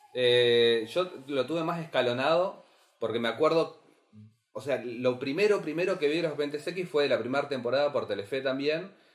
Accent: Carmen de Patagones, Buenos Aires Province, Argentina; yo soy de Carmen Patagones

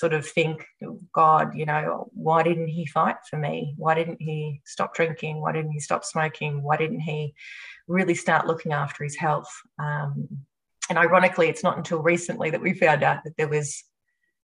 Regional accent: Australia; also born or lived in Japan

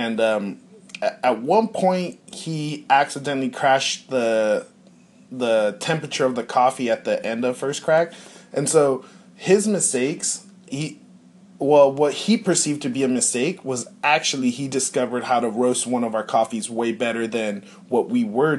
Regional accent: Ontario, California, United States; I was in Southern California. I was living in the Inland

